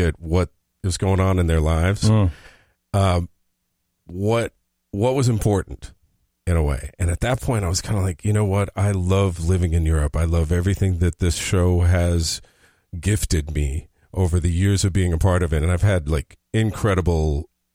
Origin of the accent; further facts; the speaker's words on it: United States; moved away as an adult; now in Berlin, Germany; I'm American